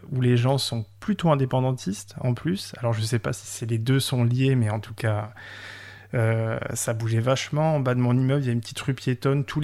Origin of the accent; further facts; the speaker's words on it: Occitania, France; parce que je suis originaire de la région de Montpellier et que j'avais l'habitude d'aller à Barcelone euh, deux ou trois fois par an.